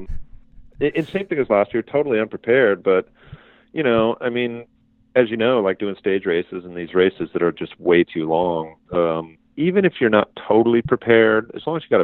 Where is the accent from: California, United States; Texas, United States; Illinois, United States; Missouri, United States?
Illinois, United States; moved away; I was born in Illinois, and I spent my, early years there